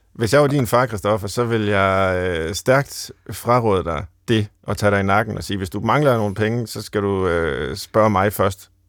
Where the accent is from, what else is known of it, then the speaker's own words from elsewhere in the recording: Central Jutland, Central Denmark Region, Denmark; jeg er fra Midtjylland